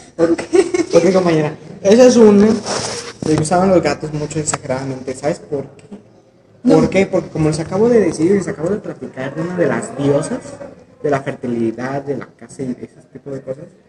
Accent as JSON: {"language": "Spanish", "country": "Mexico", "said": "nos unió como mexicanos"}